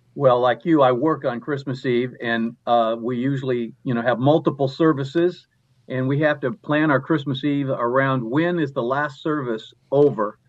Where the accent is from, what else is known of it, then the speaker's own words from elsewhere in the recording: Southern California, United States; I grew up in Southern California